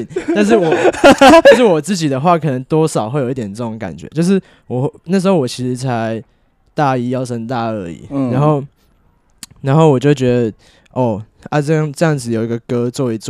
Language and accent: Chinese; Puli, Nantou County, Taiwan; also born or lived in Muzha, Taipei; 对对，这两个都是我的家乡啊。